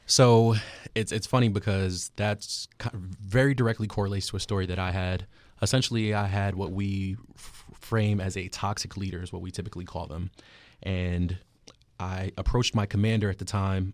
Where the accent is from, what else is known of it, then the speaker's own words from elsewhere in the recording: New York City, New York, United States; moved away; originally from Queens, New York